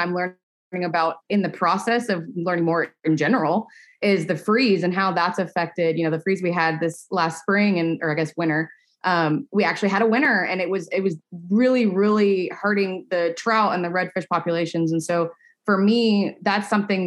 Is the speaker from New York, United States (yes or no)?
no; Angleton, Texas, United States; I grew up in Angleton, Texas, which is still on the southern end of the state